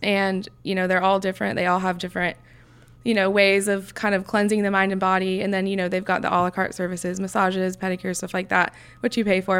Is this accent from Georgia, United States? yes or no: yes; Alpharetta, Georgia, United States; I grew up in Alpharetta. It's about thirty minutes north of here.